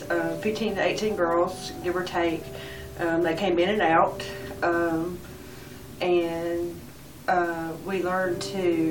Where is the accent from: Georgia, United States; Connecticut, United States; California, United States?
Georgia, United States; Edder; I'm from Edder, Georgia